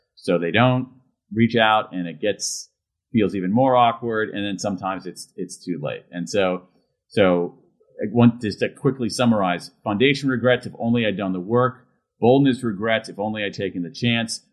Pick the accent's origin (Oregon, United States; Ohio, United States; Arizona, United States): Ohio, United States; Columbus; I grew up in Central Ohio, Columbus, Ohio